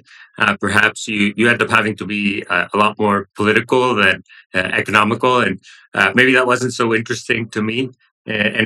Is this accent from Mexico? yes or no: yes; Monterrey, Nuevo León, Mexico; I grew up in Monterrey, the city in northern Mexico, close to the Texas border